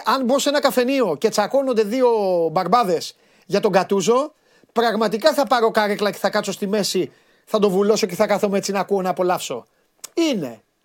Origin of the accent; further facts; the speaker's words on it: Crete, Greece; στα μέρη μας ε, στην ε, Κρήτη